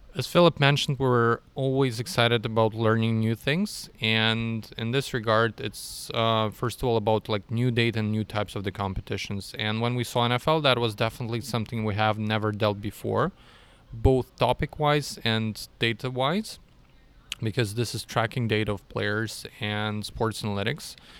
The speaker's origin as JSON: {"language": "English", "country": "Russia", "moved": "as an adult", "lives_now": "Austria", "said": "originally I'm from Russia"}